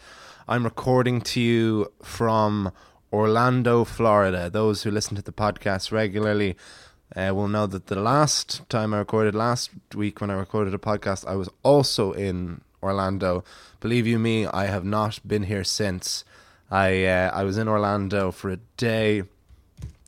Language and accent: English; Ireland; as an Irish person